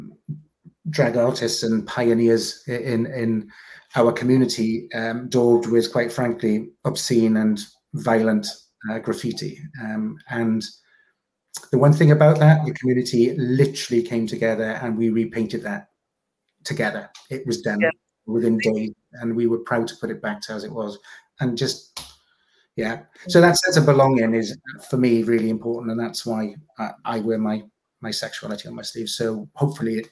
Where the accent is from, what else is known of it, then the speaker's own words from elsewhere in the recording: South Wales, United Kingdom; I grew up in a small town in South Wales